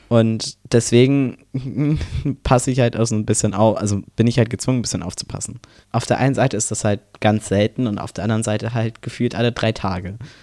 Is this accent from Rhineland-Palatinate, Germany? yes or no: no; Brandenburg, Germany; ich komme aus Brandenburg